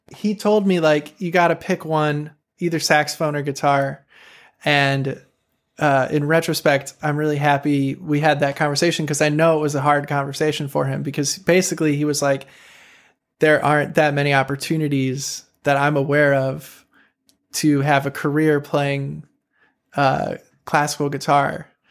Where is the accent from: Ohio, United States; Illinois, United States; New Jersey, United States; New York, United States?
Illinois, United States; Chicago; moved away as an adult; also born or lived in Champaign-Urbana; I grew up in Chicago where there were just, like, so many sick saxophone players my age